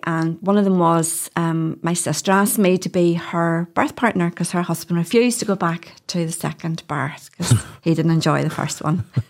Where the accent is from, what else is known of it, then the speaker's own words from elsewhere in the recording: Hillsborough, Northern Ireland, United Kingdom; also born or lived in London; I grew up in Hillsborough